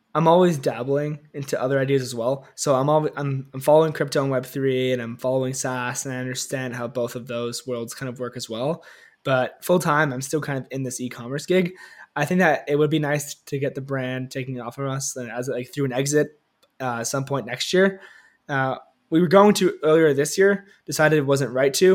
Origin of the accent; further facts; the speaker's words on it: Toronto, Ontario, Canada; I grew up here in Canada, Toronto